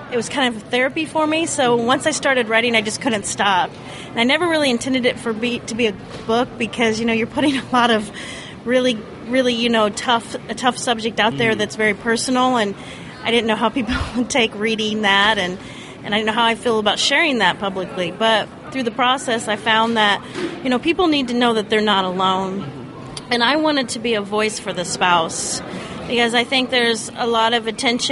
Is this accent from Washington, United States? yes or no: no; Indiana, United States; I'm from Indiana